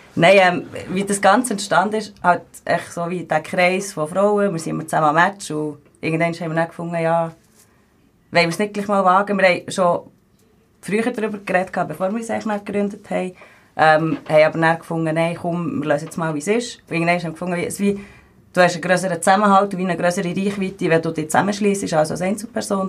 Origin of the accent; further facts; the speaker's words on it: Bern, Switzerland; ich bin 28, ich komme aus Bern.